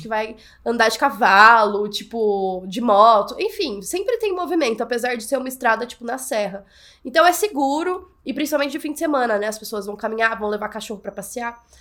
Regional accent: São João, Brazil; eu sou de São João, é uma cidade pequena

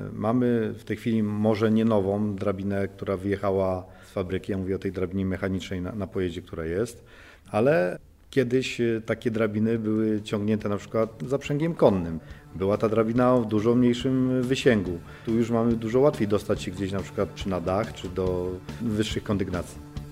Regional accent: Szczawnica, Lesser Poland, Poland; moved away as an adult; now in Warsaw, Poland; jednostka WSP Szczawnica, skąd pochodzę.

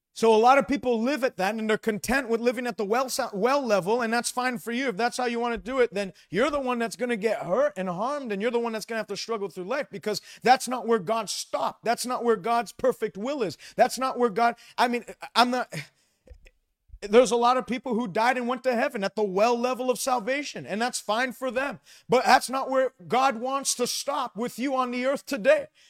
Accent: Quebec, Canada; I grew up in Quebec

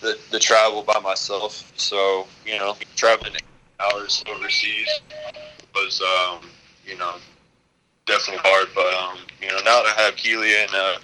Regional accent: Kentucky, United States; also born or lived in Louisville, Kentucky / Wyoming; I was born in Louisville, moved to Wyoming, was there till I was five, and lived on a reservation there, and it was pretty hard living, but when me and my dad came back to Kentucky

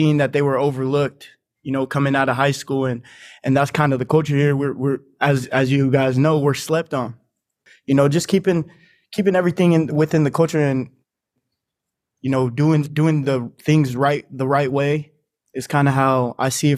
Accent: Reno, Nevada, United States; moved away as an adult; now in San Diego, United States; I was born and raised in Reno, Nevada. That's where my hometown is.

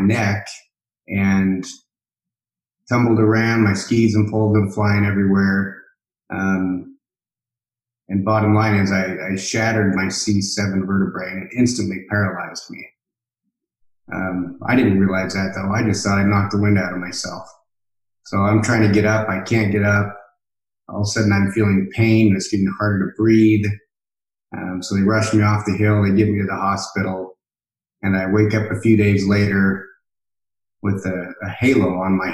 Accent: Boise, Idaho, United States; I'm from Boise, Idaho

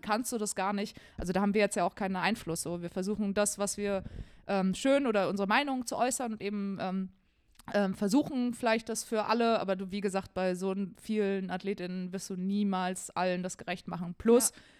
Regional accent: Germany; bei uns in Deutschland

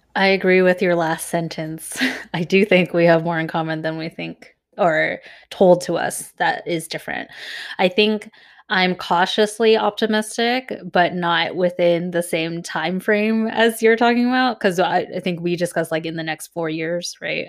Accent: Irvine, California, United States; when we were growing up in Irvine

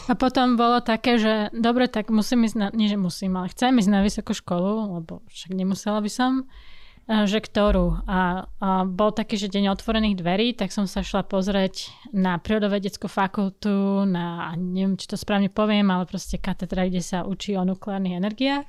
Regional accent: Bratislava, Bratislava Region, Slovakia; Narodila som sa na Kramároch, čiže v Bratislave. Vyrasla som v Rači, v Bratislave.

